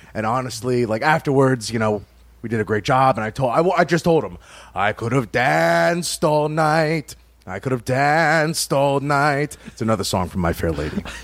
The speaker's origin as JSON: {"language": "English", "area": "like New York", "region": "Northeast", "country": "United States", "moved": "yes", "lives_now": "Kentucky, United States", "said": "The area I'm from is Northeast, like New York"}